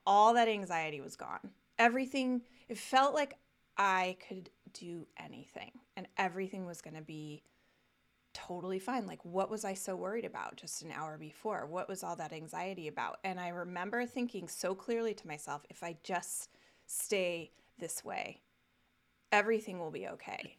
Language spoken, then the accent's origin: English; Castle Rock, Colorado, United States; I grew up in Colorado. Uh, lived there through, uh, right up through college.